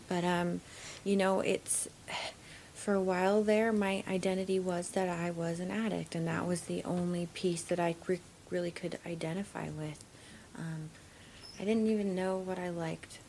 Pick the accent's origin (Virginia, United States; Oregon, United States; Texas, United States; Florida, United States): Oregon, United States; Oregon coast, United States; also born or lived in Alaska / Portland, Oregon; I am um, born and raised in Alaska or on the Oregon coast primarily.